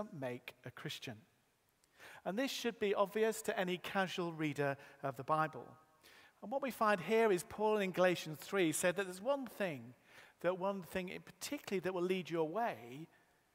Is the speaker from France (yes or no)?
no; Yorkshire and the Humber, United Kingdom; I was born in Yorkshire.